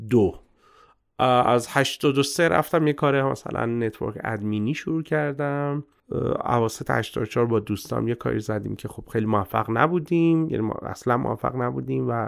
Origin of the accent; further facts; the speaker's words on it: Abadan, Khuzestan, Iran; born there; متولد آبادان هستم از سمت پدری خب اصالتا هم